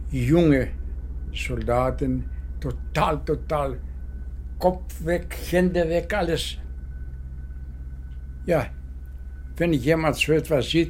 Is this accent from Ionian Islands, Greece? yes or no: yes; Kefalonia, Ionian Islands, Greece; Meine Heimat, das ist eine Insel, in Adriatica, ja, äh, das Meer, das heißt Kefalonia.